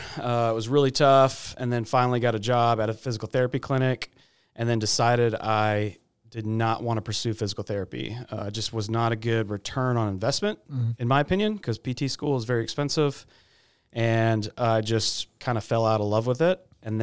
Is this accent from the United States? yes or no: yes; Austin, Texas, United States; born there; So my family's from Houston. Shout out Gabby. I was born in Austin, and so that's where we were living when he came here.